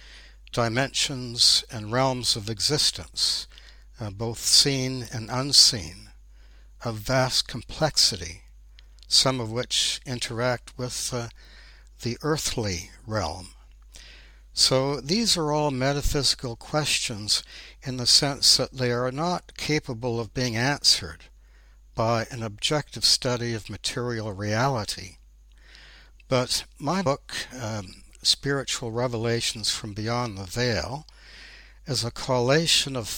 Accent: Ontario, Canada; moved away as an adult; I was born in Ontario, Canada, and I spent my first 30 years there

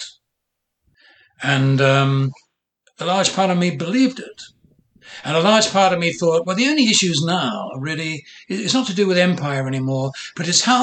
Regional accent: Ireland; now in United States; I was born in Ireland. I was raised with narratives of the Irish Revolution

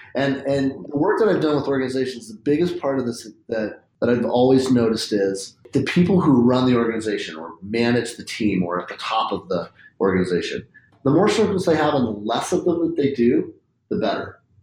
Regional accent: Spokane, Washington, United States; I grew up in Spokane, which is like basically small town USA with a West Coast kind of cool

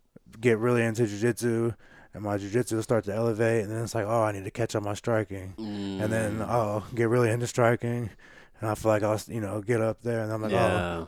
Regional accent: Carbondale, Illinois, United States; born there; So I was born in Carbondale, Illinois, and my mom married a guy that lived over there, and so I stayed over there, I want to say, until fifth, sixth grade

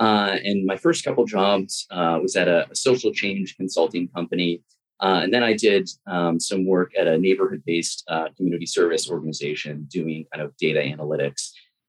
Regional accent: a suburb right outside Boston, Massachusetts, United States; now in Baltimore, United States; So I grew up in a suburb right outside Boston

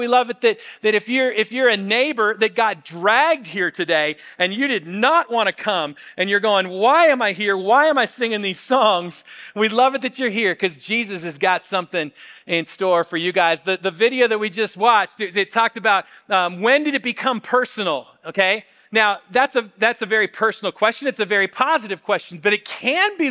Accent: Spokane, Washington, United States; I grew up in Spokane.

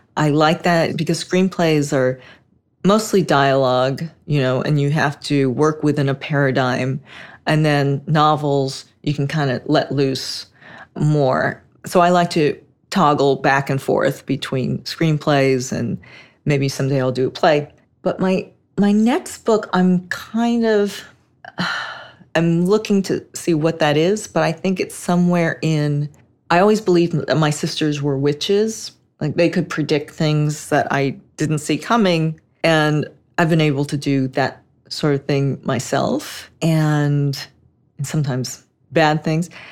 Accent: Los Angeles, California, United States; I grew up in Hollywood

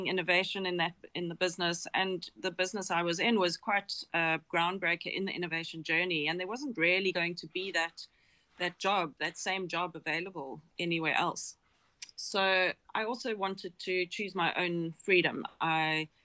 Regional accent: South Africa; I'm South African

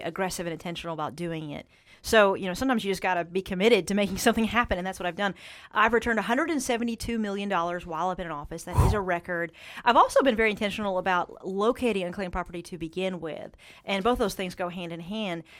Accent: Eastern Kentucky, United States; my home region of Eastern Kentucky

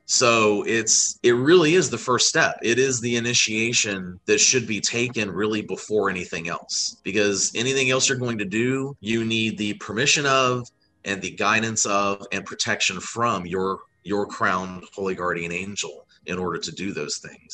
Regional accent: Florida, United States; moved away as an adult; also born or lived in Wyoming; my college years where I, I moved away from Florida

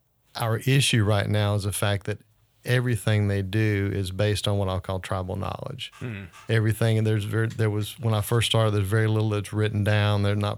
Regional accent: New Orleans, Louisiana, United States; moved away as an adult; Grew up in the New Orleans area

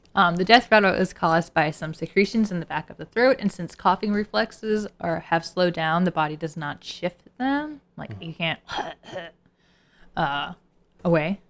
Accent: Lower Alabama, United States; I was from L A. And by L A, I mean Lower Alabama

